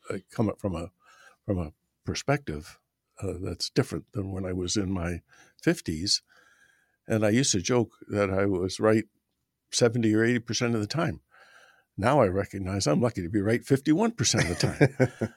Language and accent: English; Canada; moved away as an adult; also born or lived in Southern Ontario; now in United States; I'm a Canadian